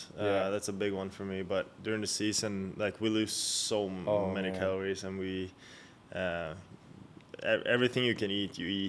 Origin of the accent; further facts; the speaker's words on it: Sweden; English is a second language; moved away as an adult; also born or lived in Gothenburg; now in Buffalo, United States; growing up in Sweden, it was nice. It's very different from what it is here.